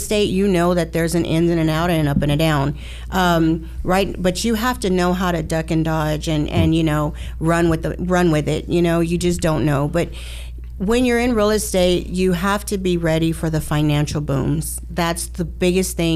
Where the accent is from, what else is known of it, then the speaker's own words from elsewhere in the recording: Houston, Texas, United States; born and raised in Houston, Texas, been here all my life